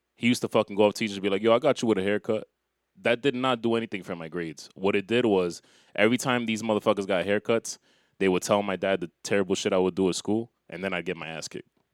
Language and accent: English; New York, United States; I'm from New York.